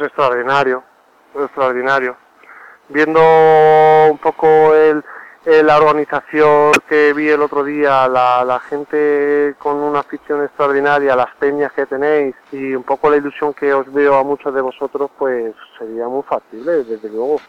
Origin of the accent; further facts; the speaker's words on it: Albacete, Castilla-La Mancha, Spain; nuestra tierra, Albacete